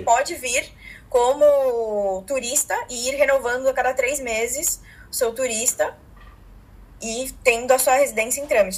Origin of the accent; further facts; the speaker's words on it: Brazil; moved away as an adult; now in Punta del Este, Uruguay; eu prefiro seguir sendo brasileira